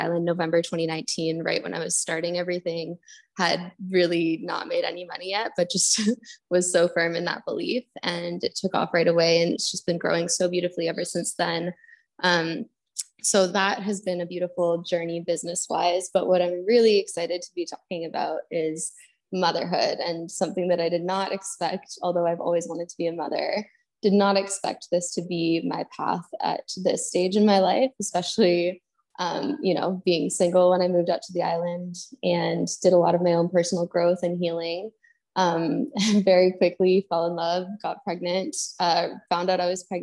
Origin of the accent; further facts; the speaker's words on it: Canada; moved away as an adult; also born or lived in Bali, Indonesia; now in Indonesia; Went back to Canada. I'm from Canada